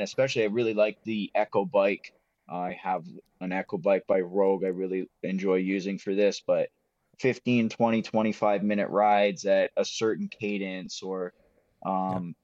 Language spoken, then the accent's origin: English; Windsor, Ontario, Canada; I grew up in Windsor